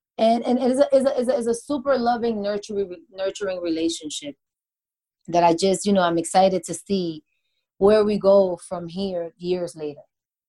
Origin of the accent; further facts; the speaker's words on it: New York, United States; because when I came here from New York, I became so attached to him